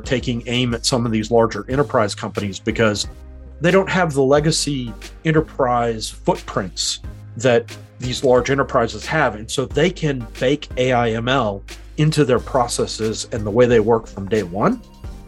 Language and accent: English; United States; moved away as an adult; now in New Zealand; I'm originally from America, but I've been in New Zealand since 2013